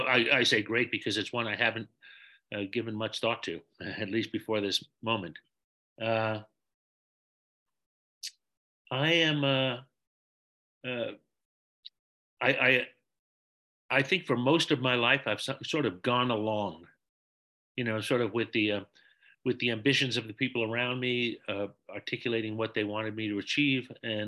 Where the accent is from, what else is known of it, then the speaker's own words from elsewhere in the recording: New York City, New York, United States; I was born and raised in New York City. Both of my parents were the children of immigrants. All four of my grandparents were born in Ireland, and they all came over in the 1920s